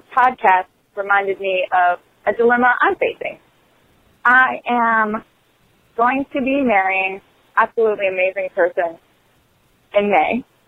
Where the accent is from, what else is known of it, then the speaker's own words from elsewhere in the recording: Belle Chasse, Louisiana, United States; now in Virginia, United States; I went to a middle school in Bell Chase, Louisiana